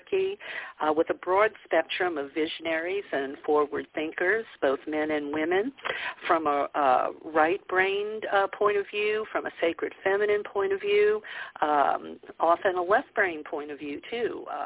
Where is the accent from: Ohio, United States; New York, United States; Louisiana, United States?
Louisiana, United States; New Orleans; moved away as an adult; also born or lived in California; I grew up in the Bible Belt, a Catholic in New Orleans